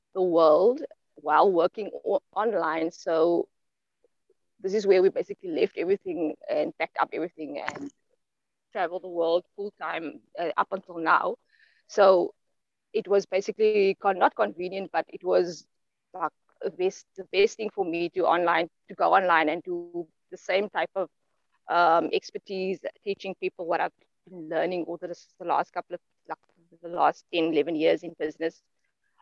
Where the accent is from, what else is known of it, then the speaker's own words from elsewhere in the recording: Grabouw, Western Cape, South Africa; I was born and raised in the Western Cape, which used to be the Western province of South Africa, in a small apple farming town called Crabow, Elgin